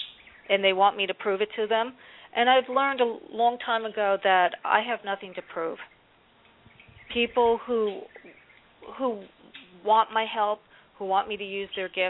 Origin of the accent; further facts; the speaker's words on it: New Jersey, United States; now in North Carolina, United States; I'm originally from Jersey, and I live in North Carolina now